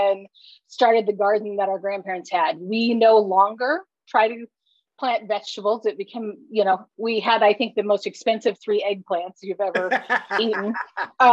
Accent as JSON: {"language": "English", "town": "Decatur", "region": "Illinois", "country": "United States", "tie": "born or raised there", "also_born_or_lived": "Indianapolis, Indiana / Fort Wayne, Indiana", "moved": "yes", "lives_now": "Westfield, United States", "said": "I grew up in Decatur, Illinois."}